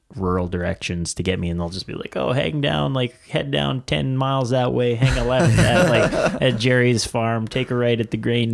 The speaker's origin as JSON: {"language": "English", "area": "near Big Muddy Valley", "region": "Saskatchewan", "country": "Canada", "tie": "born or raised there", "also_born_or_lived": "Vancouver", "moved": "as an adult", "said": "it's right on top of Castle Butte in the Big Muddy Valley, pretty close to my hometown where I grew up."}